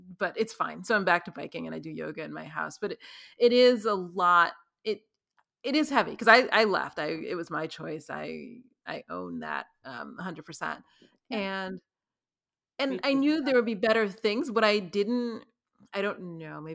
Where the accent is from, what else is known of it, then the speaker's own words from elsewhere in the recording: New York City, New York, United States; I was born and raised in New York City